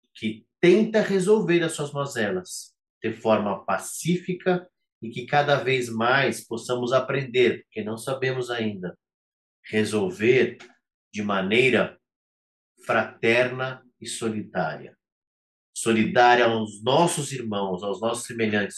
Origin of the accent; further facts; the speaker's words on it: Brazil; cada um de nós, enquanto brasileiros